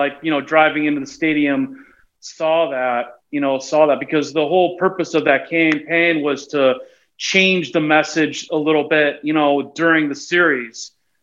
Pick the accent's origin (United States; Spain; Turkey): United States; Chicago, Illinois; moved away as an adult; also born or lived in Portland; I left Chicago right after the 2003 when we lost the Marlins, the Steve Bartman era.